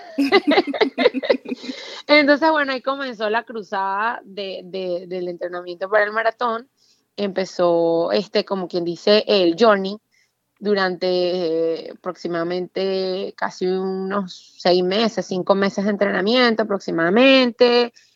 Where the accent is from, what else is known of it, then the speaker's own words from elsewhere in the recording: Venezuela; moved away as an adult; yo jamás quise irme de Venezuela. Yo viví un tiempo en el extranjero en el año 2000, estudiando también, y yo cuando volví a Venezuela